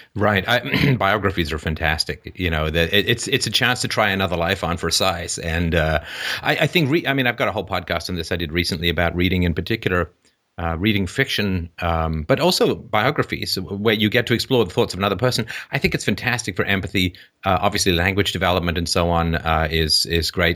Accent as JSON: {"language": "English", "region": "England", "country": "United Kingdom", "tie": "born or raised there", "moved": "yes", "lives_now": "Canada", "said": "growing up in England"}